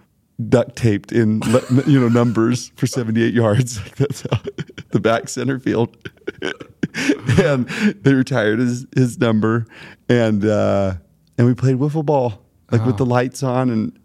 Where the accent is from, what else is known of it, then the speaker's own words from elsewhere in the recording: Smart, Texas, United States; Y'all, I'm from Smart, Texas.